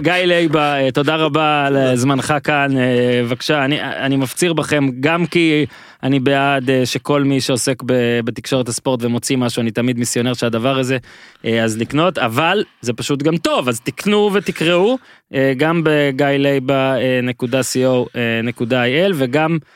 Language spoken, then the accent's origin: Hebrew; Northern District, Israel; now in Tel Aviv, Israel